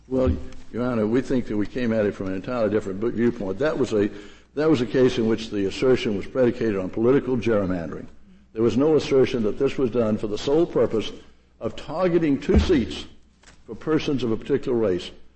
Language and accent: English; Durham, North Carolina, United States; Durham, my hometown